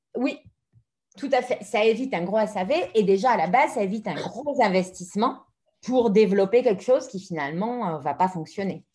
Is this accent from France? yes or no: yes; France; moved away as an adult; now in Madrid, Spain; je suis française, mais je suis basée en Espagne, à Madrid, depuis la moitié de ma vie, 20 ans